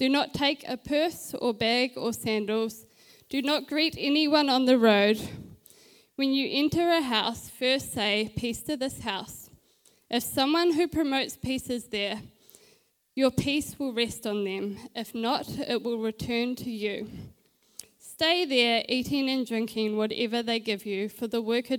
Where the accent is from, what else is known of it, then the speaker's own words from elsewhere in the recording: Christchurch, Canterbury, New Zealand; also born or lived in Auckland / Dunedin; I was born in Auckland. I grew up in Christchurch